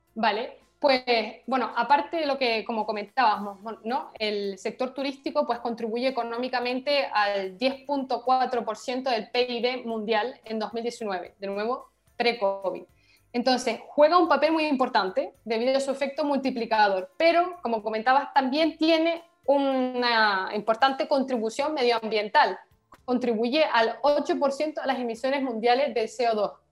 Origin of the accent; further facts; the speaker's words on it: Canary Islands, Spain; moved away as an adult; now in Paris, France; Somos políticamente españolas, por lo tanto pertenecemos a la Unión Europea, pero geográficamente eh, africanas